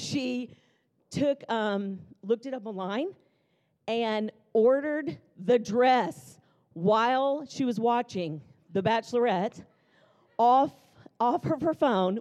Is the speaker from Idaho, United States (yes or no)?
no; Jackson, Mississippi, United States; also born or lived in Nashville, Tennessee; now in Tulsa, United States; I grew up in Jackson, Mississippi. My dad was an attorney